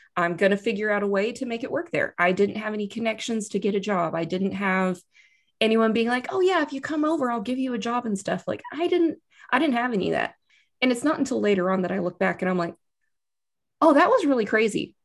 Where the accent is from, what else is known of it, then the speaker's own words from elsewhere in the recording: Austin, Texas, United States; moved away as an adult; now in Wellington, New Zealand; I'm from Texas originally, I'm from, but I like to point out I'm from Austin, Texas.